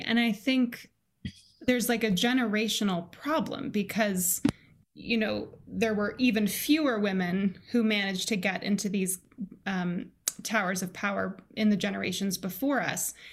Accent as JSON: {"language": "English", "region": "Colorado", "country": "United States", "tie": "born or raised there", "said": "I grew up in Colorado, um, in the United States"}